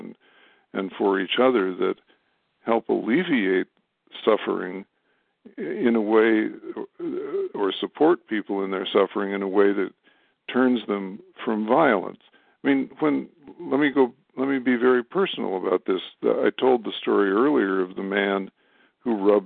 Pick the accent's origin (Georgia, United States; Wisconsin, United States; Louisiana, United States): Wisconsin, United States; Madison; my hometown of Madison, Wisconsin